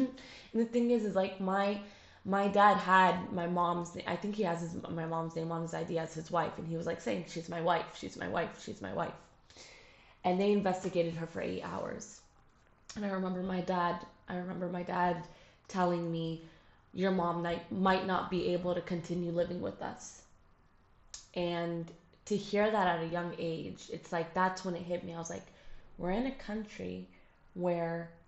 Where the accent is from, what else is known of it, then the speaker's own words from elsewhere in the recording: United States; I don't have the same like accent as they do. And I'm sorry, I don't. I was born in the States. I don't like, and I lived there for a while, so obviously my accent's going to be awful